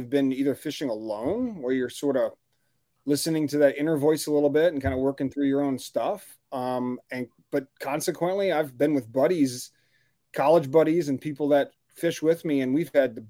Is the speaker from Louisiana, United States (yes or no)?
yes; New Orleans, Louisiana, United States; moved away as an adult; now in Grand Rapids, United States; I'm originally from New Orleans, Louisiana. I'm a Southern guy. So I fish the Gulf of Mexico and the marshes and in the Mississippi River, Louisiana Delta. That's kind of how I grew up